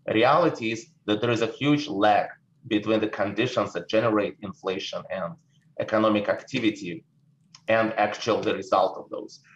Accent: Saint Petersburg, Russia; English is a second language; moved away as an adult; now in United States; people probably can tell that I'm speaking with an accent. I was born in St. Petersburg in the former Soviet Union. I came to America in 89.

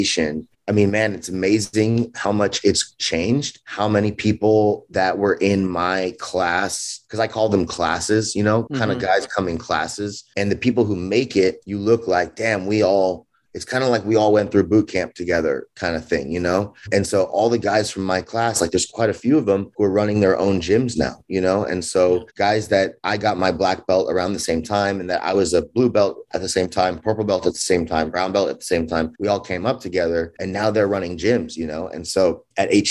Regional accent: Los Angeles, California, United States; I grew up in Los Angeles, California. I was born there, grew up there.

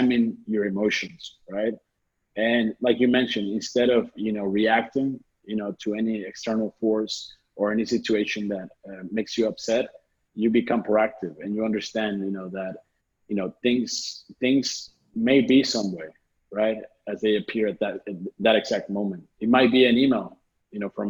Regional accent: South Texas, United States; I was born and raised in South Texas

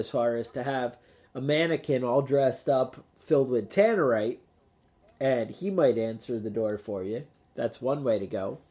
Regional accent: United States; as an American

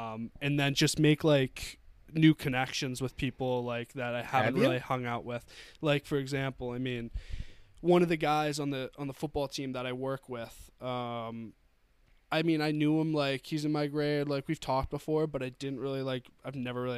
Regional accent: Wells, Maine, United States; moved away as an adult; now in Durham, New Hampshire, United States; I usually spend my summers in the past up in Wells, Maine, which is my hometown.

